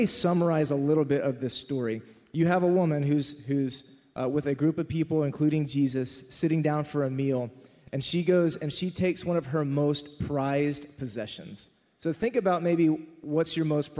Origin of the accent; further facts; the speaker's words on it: Texas, United States; I remember sitting in Southern Baptist Church growing up in Texas